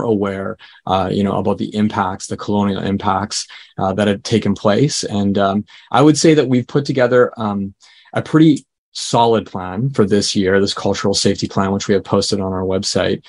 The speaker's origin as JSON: {"language": "English", "town": "Hamilton", "region": "Ontario", "country": "Canada", "tie": "born or raised there", "said": "I was born in Hamilton, Ontario"}